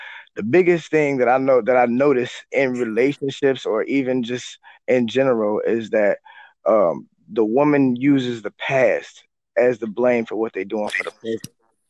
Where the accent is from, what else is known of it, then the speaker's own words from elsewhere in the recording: Oakland, California, United States; I'm from Oakland, California.